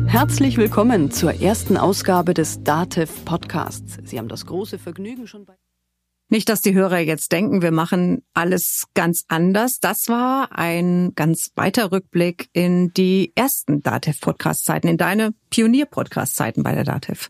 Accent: Hückeswagen, North Rhine-Westphalia, Germany; also born or lived in Cologne; Hückeswagen, das ist im Rheinland.

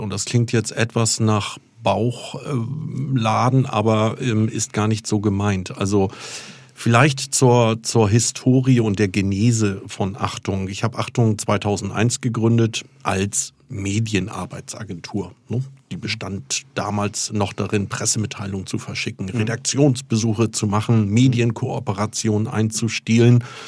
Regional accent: Fehmarn, Schleswig-Holstein, Germany; moved away; schon während der Schulzeit auf Fehmarn, ich bin auf der Ostseeinsel Fehmarn geboren

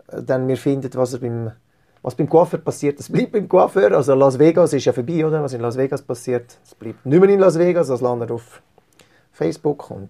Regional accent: Zurich, Switzerland; wir sind im, im Salon aufgewachsen in Zürich. Äh, unsere Eltern hatten in Zürich einen Salon gehabt

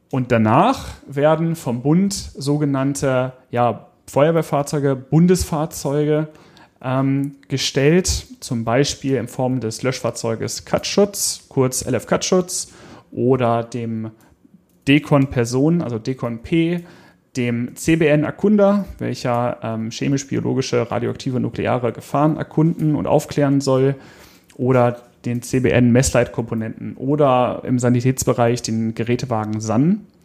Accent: Hanover, Lower Saxony, Germany; hier in meiner Heimatstadt Hannover

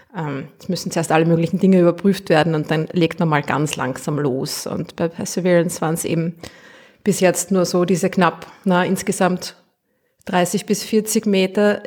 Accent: Austria; accent: Austrian

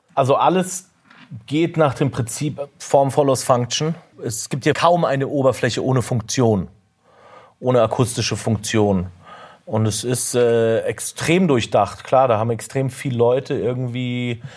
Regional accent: Munich, Bavaria, Germany; moved away as an adult; wo ich aufgewachsen bin, war das schon immer so eine Gegend, die ich spannend fand. Deswegen war es klar für mich, dass ich hierher ziehe, als ich zurückgezogen bin, nachdem ich zehn Jahre weg war

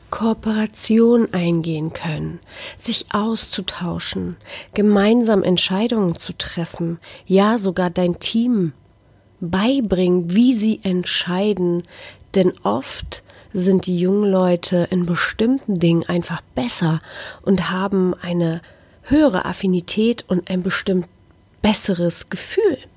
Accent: Szczecin, West Pomeranian Voivodeship, Poland; oder sogar einer kleinen armen Stadt in Polen wie Stettin, wo ich herkomme, ist jeder in sein Handy vertieft

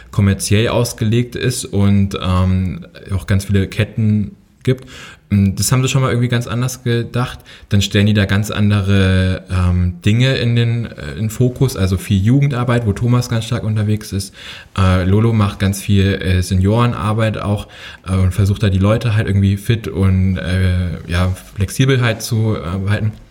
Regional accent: Herdecke, North Rhine-Westphalia, Germany; born there; also born or lived in Hünfeld; Ich bin in Nordrhein-Westfalen geboren, in Herdecke. Dann sind wir ein paar Mal umgezogen und ich glaube 2007 bin ich in Hünfeld gelandet bei okay. Fulda.

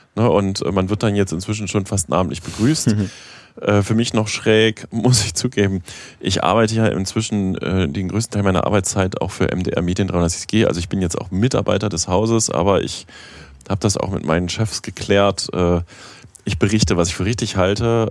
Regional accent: West Germany, Germany; moved away as an adult; now in East Germany, Germany; ich komme aus dem Westen, ich habe eine bestimmte Vorerfahrung. Ja, ich bin jetzt auch schon seit fast 20 Jahren in Ostdeutschland

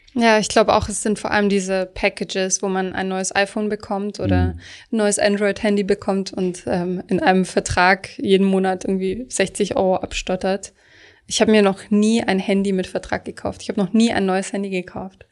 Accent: Swabia, Germany; Ich komme zum Beispiel aus Süddeutschland.

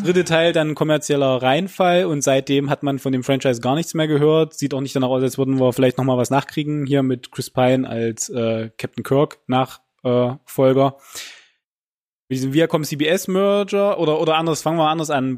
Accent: Germany; bei uns in Deutschland

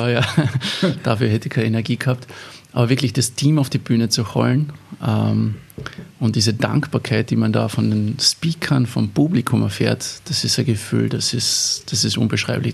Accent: Eberndorf, Carinthia, Austria; das war in der katholischen Jugendgruppe in, in, in Eberndorf, wo ich aufgewachsen bin

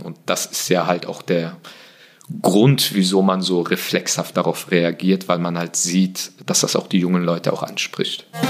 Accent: Germany; first language German; ich bin äh, hier geboren, hier aufgewachsen. Äh, Deutsch ist die Sprache, die ich am besten beherrsche. Sie ist meine Muttersprache in dem Sinne.

